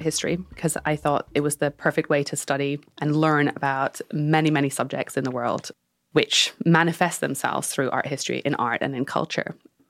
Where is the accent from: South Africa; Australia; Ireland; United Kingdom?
United Kingdom; So I grew up in the Danish Cultural Institute. My father was running that in the UK, and the mission there was to bring Danish culture to the UK.